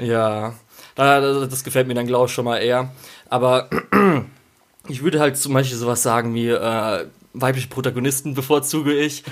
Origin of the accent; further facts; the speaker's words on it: Germany; wir sind in Deutschland aufgewachsen